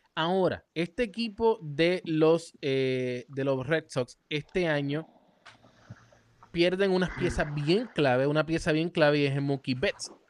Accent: Puerto Rico; now in Texas, United States; nosotros como puertorriqueños

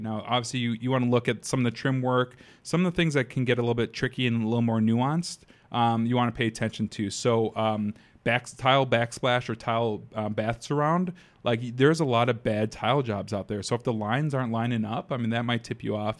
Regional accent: Madison, United States; born and raised in Madison

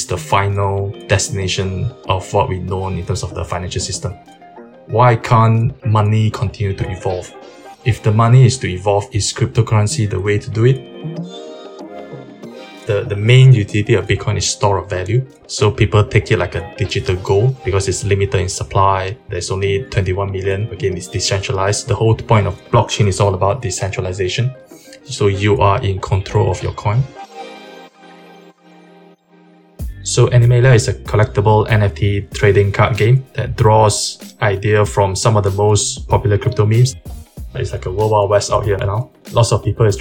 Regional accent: Malaysia; I grew up in Malaysia

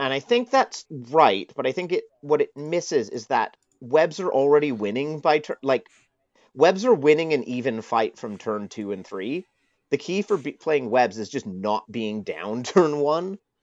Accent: Canada; moved away as an adult; now in United Kingdom; I'm a Canadian, but I moved to the U K about eleven years ago

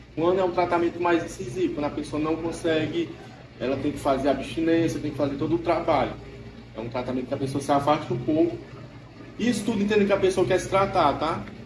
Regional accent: Pedro II, Piauí, Brazil; eu sou de Pedro II, lá não tem

